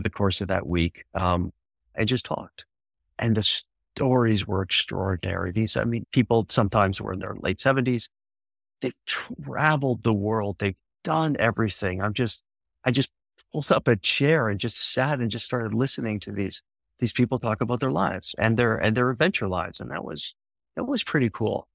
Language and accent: English; Canada; I'm from Canada